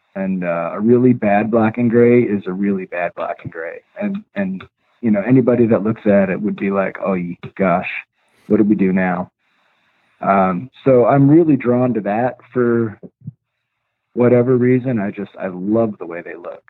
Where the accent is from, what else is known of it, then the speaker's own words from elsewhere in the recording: upstate New York, United States; also born or lived in Long Island; when we were growing up, we moved from from Long Island to uh, upstate New York, and one of the first places that we lived was way out in the country